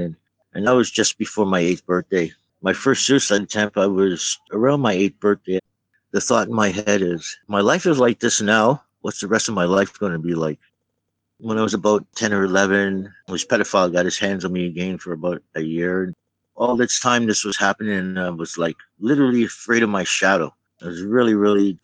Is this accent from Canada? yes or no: yes; Toronto, Ontario, Canada; now in Vancouver, Canada; I'm from Toronto